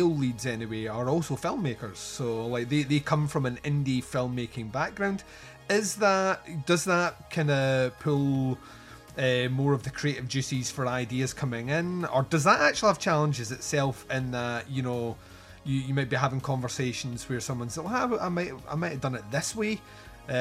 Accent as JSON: {"language": "English", "region": "Scotland", "country": "United Kingdom", "said": "I am Scottish"}